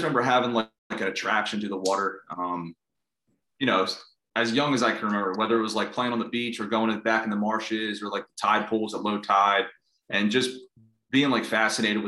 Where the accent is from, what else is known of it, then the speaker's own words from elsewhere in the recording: Bucks County, Pennsylvania, United States; also born or lived in North Wildwood, New Jersey; I'm actually from Bucks County, Pennsylvania, just outside northeast of the city